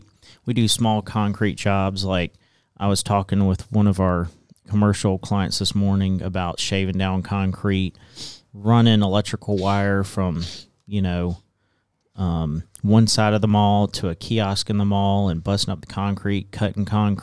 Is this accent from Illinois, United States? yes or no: no; Atlanta, Georgia, United States; also born or lived in New Orleans, Louisiana / Monroe, Louisiana; I grew up in Atlanta. I went to Norcross High School, graduated in 08.